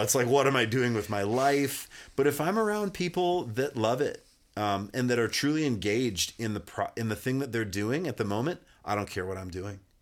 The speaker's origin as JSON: {"language": "English", "town": "Kalispell", "region": "Montana", "country": "United States", "tie": "born or raised there", "moved": "yes", "said": "I grew up in Kalispell, which is like the northwest corner, about forty-five minutes away from Glacier Park."}